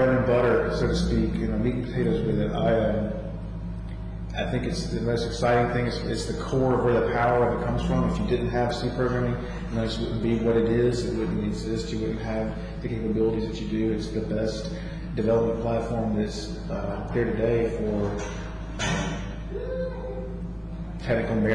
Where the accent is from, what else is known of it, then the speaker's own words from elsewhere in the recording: Birmingham, Alabama, United States; From Birmingham, Alabama